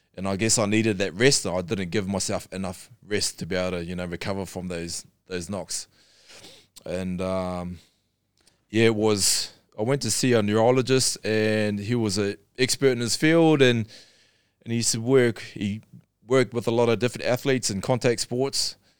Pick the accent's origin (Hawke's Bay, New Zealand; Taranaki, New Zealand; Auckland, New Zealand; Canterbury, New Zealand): Canterbury, New Zealand; Darfield; I'm born and bred in New Zealand